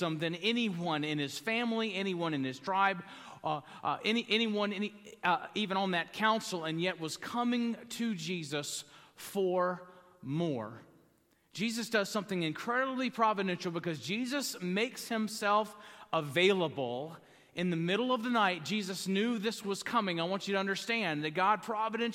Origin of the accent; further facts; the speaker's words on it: the South, United States; I grew up in the South around Southern Baptists